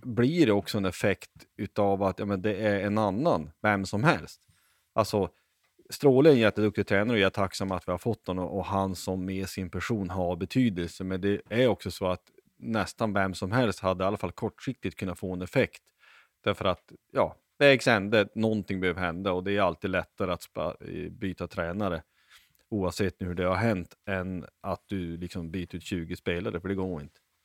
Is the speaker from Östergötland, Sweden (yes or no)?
no; Lycksele, Västerbotten County, Sweden; jag är uppvuxen i Lycksele